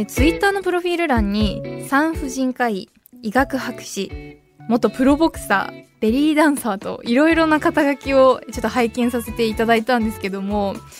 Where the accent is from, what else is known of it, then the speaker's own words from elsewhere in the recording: Niigata, Japan; 私新潟県出身